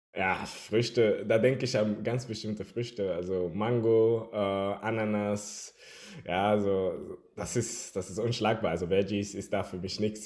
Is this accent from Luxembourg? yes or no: no; Germany; also born or lived in Havana, Cuba; weil ich aus Kuba komme und ja, lebe seit einigen Jahren hier in Deutschland und ja, äh, hier aufgewachsen